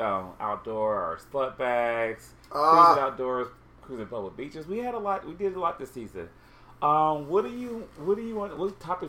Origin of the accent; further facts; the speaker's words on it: Ohio, United States; I was from Ohio.